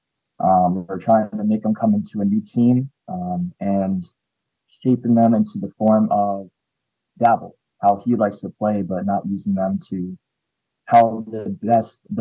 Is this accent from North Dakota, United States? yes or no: no; New York, United States; I'm from New York.